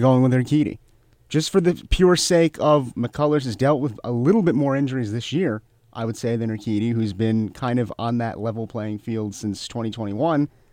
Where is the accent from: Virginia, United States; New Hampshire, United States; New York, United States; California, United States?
New York, United States; As a New Yorker